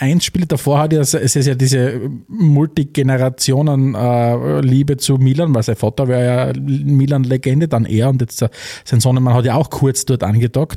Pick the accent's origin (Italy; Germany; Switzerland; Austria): Austria; für uns in Österreich